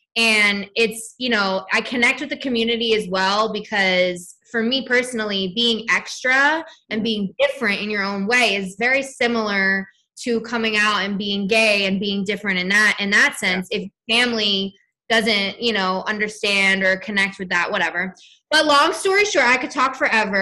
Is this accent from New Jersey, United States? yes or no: yes; New Jersey, United States; now in Los Angeles, United States; I'm from New Jersey. I'm a South Jersey girl